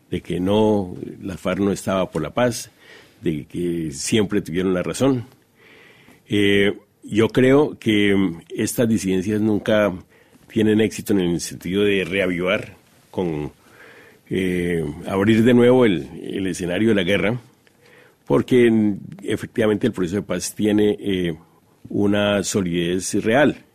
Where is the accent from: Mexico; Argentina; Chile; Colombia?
Colombia; Como colombianos estamos comprometidos con la paz.